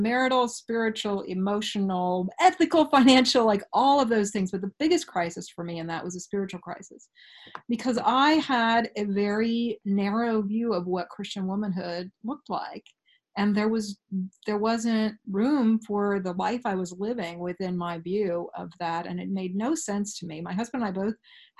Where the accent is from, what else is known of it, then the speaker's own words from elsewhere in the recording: Oregon, United States; Fourth of five kids, born and bred in Oregon. I'm a fifth generation Oregonian